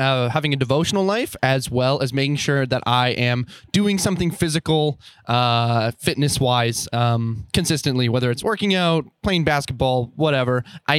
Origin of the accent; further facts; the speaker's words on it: Calgary, Alberta, Canada; I'm also from Calgary